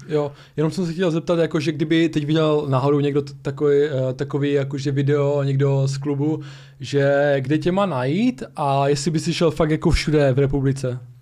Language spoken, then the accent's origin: Czech; Ostrava region, Moravian-Silesian Region, Czechia; u nás v Ostravsku